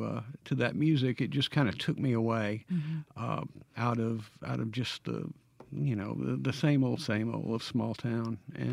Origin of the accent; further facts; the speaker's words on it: New Albany, Mississippi, United States; I did. I grew up in New Albany, Mississippi.